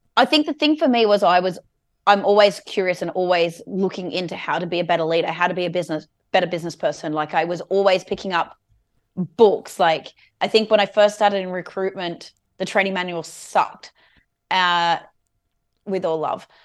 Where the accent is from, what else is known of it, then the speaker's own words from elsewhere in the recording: Alstonville, New South Wales, Australia; also born or lived in Evans Head; I grew up in a trailer park in a place called Alstonville. which is between Ballina and Lismore, uh, for the first nine years.